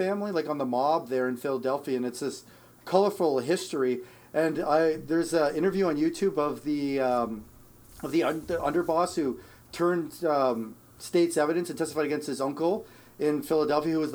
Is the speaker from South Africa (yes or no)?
no; Ontario, Canada; now in Edmonton, Canada; I'm in Edmonton, but I'm not like from Alberta. I'm from Ontario originally